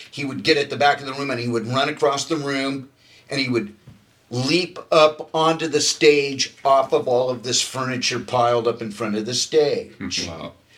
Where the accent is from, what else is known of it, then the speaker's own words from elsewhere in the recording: Hermosa Beach, California, United States; I grew up in Hermosa Beach